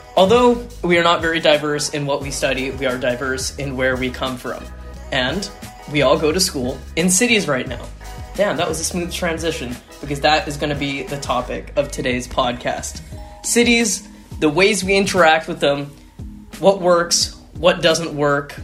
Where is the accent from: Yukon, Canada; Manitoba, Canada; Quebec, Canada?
Manitoba, Canada; Winnipeg; I am from Winnipeg, which is a very car driven, um, suburb centric sort of city.